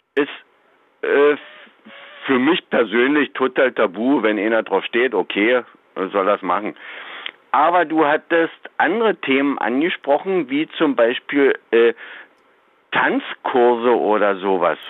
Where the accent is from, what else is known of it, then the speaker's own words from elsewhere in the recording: southern Brandenburg, Germany; ich komme ja aus Brandenburg, mhm. äh, zwar ganz südlich